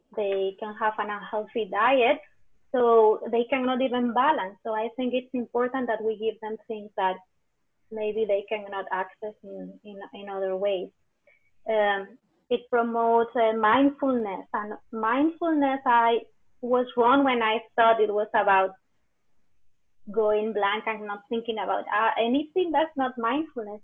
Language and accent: English; Spain; moved away as an adult; also born or lived in England; now in King City, United States; I'm from Spain. I moved to California 20 years ago